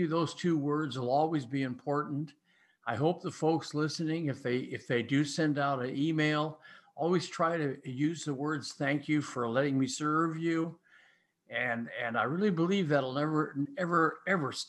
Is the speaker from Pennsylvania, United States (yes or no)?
no; Ames, Iowa, United States; I'm from Ames